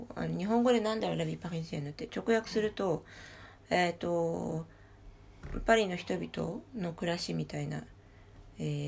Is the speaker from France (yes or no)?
yes; Paris, Île-de-France, France; 私も実際にそこで育っている